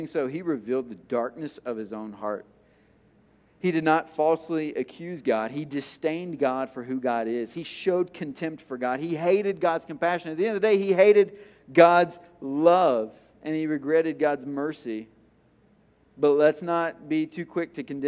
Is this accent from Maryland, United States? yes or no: no; Tennessee, United States; I'm from Tennessee